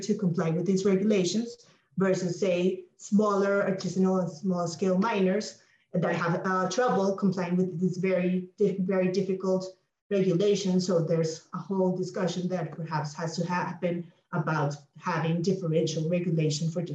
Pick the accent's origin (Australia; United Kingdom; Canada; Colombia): Colombia; a country like Colombia, my home country